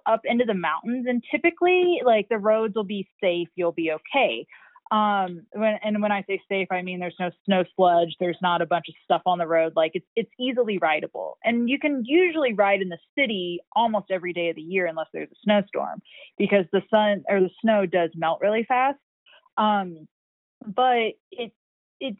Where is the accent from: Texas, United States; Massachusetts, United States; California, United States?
Texas, United States; Houston; moved away as an adult; also born or lived in Austin, Texas / Phoenix, Arizona; now in Colorado, United States; I'm originally from Texas, and I grew up in Houston